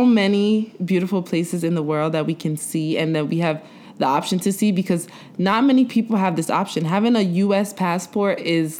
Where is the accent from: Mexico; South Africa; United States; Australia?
United States; New York City, New York; I'm from Brooklyn.